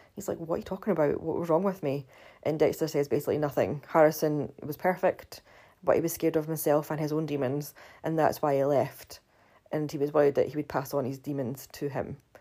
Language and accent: English; Scotland, United Kingdom; I do have, still have my funny accent, funnily enough, 'cause I'm from Scotland